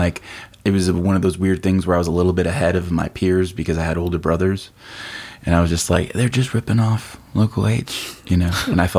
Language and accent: English; Michigan, United States; that's just growing up in Michigan.